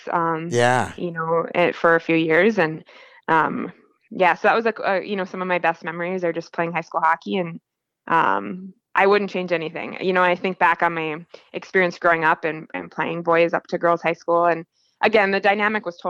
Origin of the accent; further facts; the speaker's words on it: Cloquet, Minnesota, United States; I grew up in Cloquet